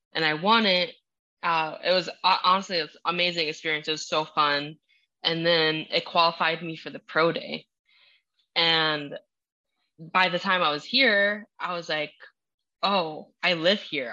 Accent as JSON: {"language": "English", "region": "Minnesota", "country": "United States", "also_born_or_lived": "Utah / Idaho", "second_language": "English", "moved": "yes", "lives_now": "Florida, United States", "said": "I'm from Minnesota originally"}